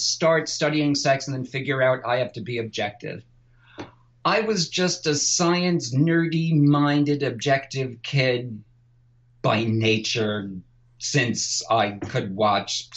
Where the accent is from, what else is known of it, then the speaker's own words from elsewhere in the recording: New York, United States; I'm from New York